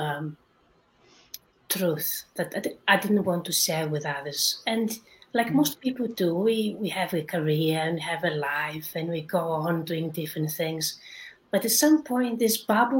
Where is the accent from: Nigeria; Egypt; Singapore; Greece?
Greece; moved away as an adult; now in London, United Kingdom; I was born in Greece, but I lived in England, in London, for 20 years now, so I consider myself also a Londoner.